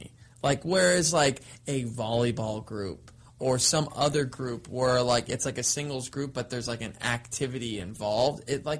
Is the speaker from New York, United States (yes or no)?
no; Southern California, United States; I grew up in Southern California